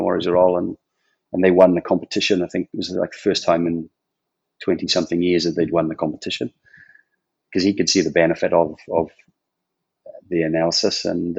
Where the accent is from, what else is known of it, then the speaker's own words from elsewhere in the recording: Port Talbot, Wales, United Kingdom; I was born in a place called Port Talbot